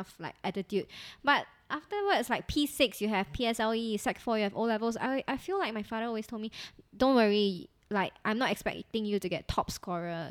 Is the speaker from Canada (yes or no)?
no; Singapore; we come from Singapore where our education system is really quite strict